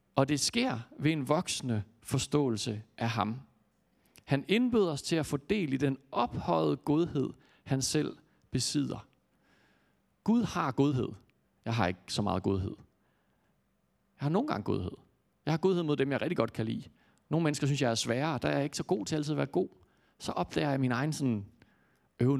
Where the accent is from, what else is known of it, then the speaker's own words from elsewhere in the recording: Jutland, Denmark; jeg kommer fra Jylland